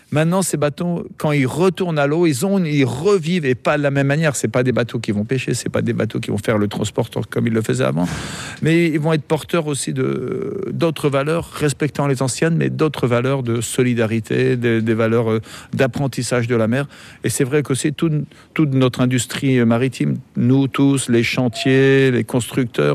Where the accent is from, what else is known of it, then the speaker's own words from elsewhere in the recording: Brittany, France; moved away as an adult; now in Brest, France; je viens du Morbihan